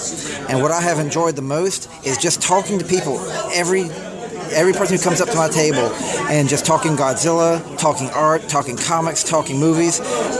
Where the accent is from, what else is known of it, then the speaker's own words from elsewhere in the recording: West Columbia, South Carolina, United States; I am from West Columbia, South Carolina.